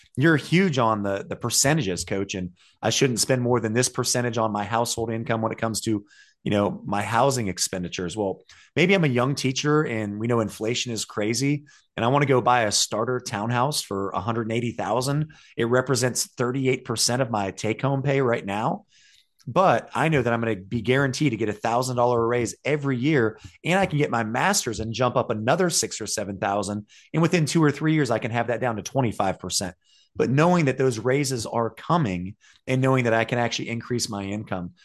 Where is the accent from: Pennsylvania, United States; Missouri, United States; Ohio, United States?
Ohio, United States; now in North Carolina, United States; I'm from Ohio